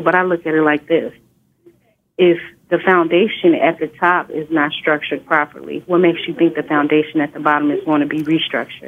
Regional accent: Inglewood, California, United States; I grew up in Inglewood, California

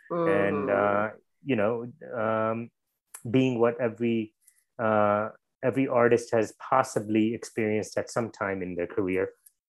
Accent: Connecticut, United States; moved away as an adult; also born or lived in India / New York City, United States; now in Los Angeles, United States; for me, I grew up in Connecticut, and when I moved out to LA, Los Angeles, 33 years ago, I was 23.

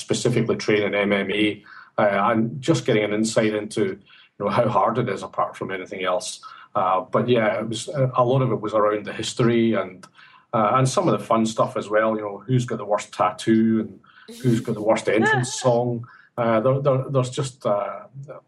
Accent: Glasgow, Scotland, United Kingdom; now in Sydney, Australia; as you can tell from my accent, I'm not Sydney born and bred. I come from Glasgow area in Scotland

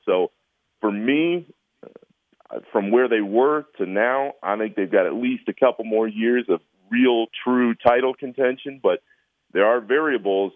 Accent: Orlando, Florida, United States; moved away; I grew up in Orlando

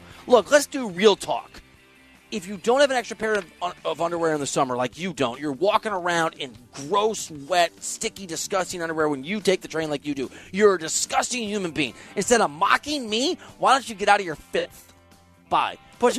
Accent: Iowa, United States; I'm from Iowa.

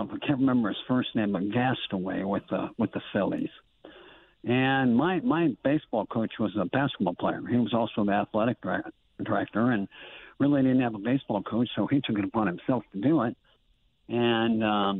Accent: Libertyville, Illinois, United States; moved away as an adult; also born or lived in Zion, Illinois; I grew up in Libertyville in Zion, Illinois

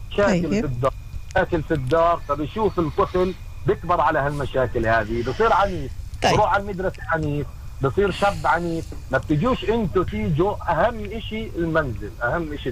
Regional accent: Jerusalem, Palestine; انت اذا بتلاحظ العنف عندكم في الشمال أه. ازود من عندنا في القدس

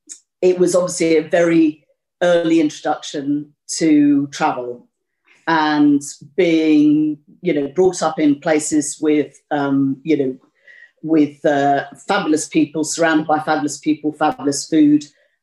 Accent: Malaysia; I was born and brought up in Malaysia to parents who had met and married in Malaysia.

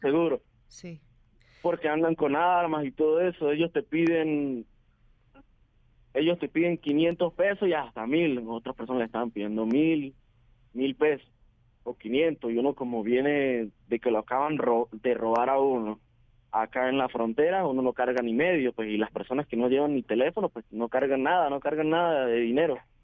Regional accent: Venezuela; moved away as an adult; decidí salir de mi país hace aproximadamente tres meses

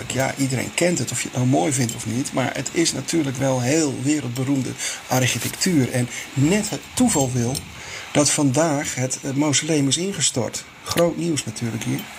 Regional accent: Eindhoven, North Brabant, Netherlands; born there; also born or lived in Zeeland; ik ben in Eindhoven geboren, maar ik

